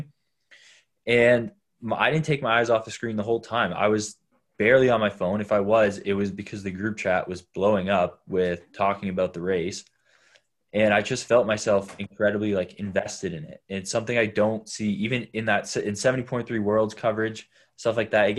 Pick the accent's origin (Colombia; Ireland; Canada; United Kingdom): Canada; being a Canadian